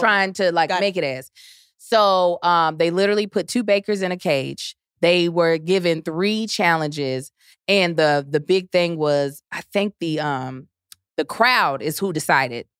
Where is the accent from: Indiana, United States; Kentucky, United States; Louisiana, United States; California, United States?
Kentucky, United States; accent: Southern; also born or lived in Baltimore, Maryland; Born in Baltimore, raised in Kentucky